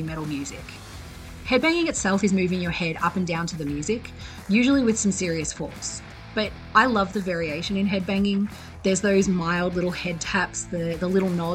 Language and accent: English; Australia; From my home state in Oz